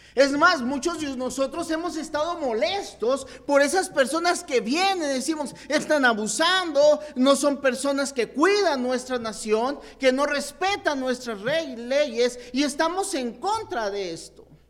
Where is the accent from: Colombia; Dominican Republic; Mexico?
Mexico; Chihuahua; also born or lived in Mexico City